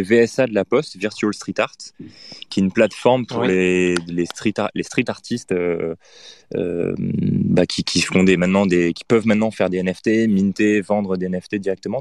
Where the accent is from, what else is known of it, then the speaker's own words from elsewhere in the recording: France; now in Paris, France; on est français et qu'on est à Paris